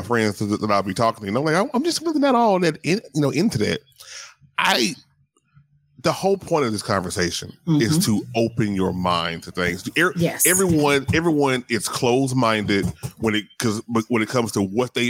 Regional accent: the South, United States; I grew up in the South, so Southern Baptist

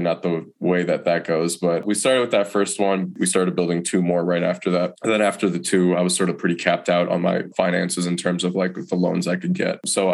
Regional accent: Detroit, Michigan, United States; moved away as an adult; now in Asheville, United States; I'm originally from Detroit, Michigan. I didn't want to move back to Detroit

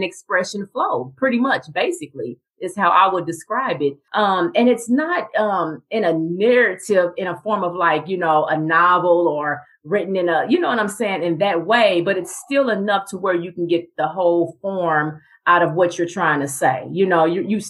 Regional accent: Kansas City, Missouri, United States; I am from Kansas City, Missouri

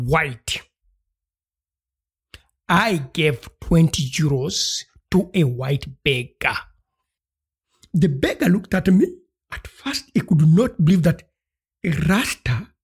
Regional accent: Uganda; moved away; I come from Uganda and I'm African.

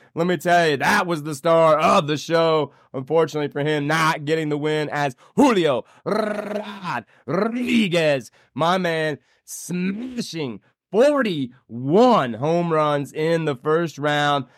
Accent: Anderson, Indiana, United States; now in Fort Collins, United States; my hometown. That's right, Anderson Speedway

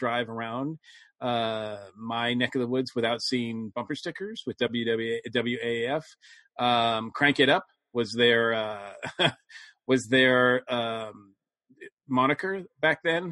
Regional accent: New England, Massachusetts, United States; my history growing up in New England in Western County, Massachusetts

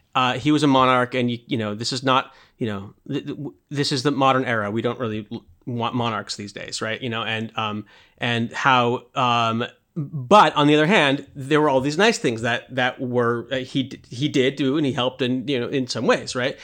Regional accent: United States; I grew up in America

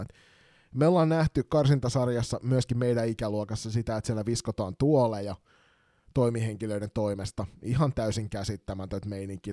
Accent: Kotka, Kymenlaakso, Finland; moved away; also born or lived in Kirkkonummi; armaan kotikaupunkini Kotkan Karhuvuoren urheilutalo

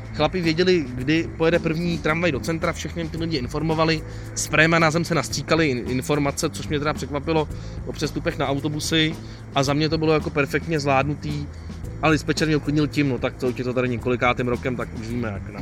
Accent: Prague, Czechia; u nás v Praze

